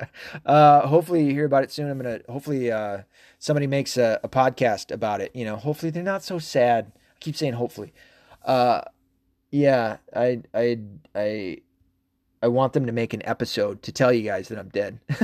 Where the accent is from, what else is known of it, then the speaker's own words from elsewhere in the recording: Tennessee, United States; also born or lived in Arkansas; I was raised a lot in Tennessee